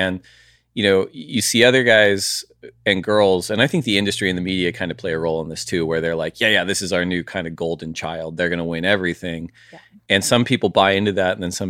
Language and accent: English; Santa Barbara, California, United States; like growing up in Santa Barbara, you have a range of waves.